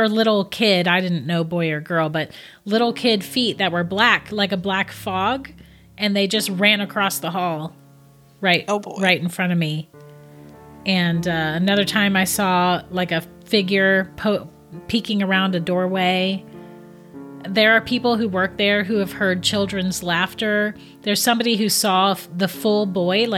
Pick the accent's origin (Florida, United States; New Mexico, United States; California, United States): Florida, United States; I'm from Florida too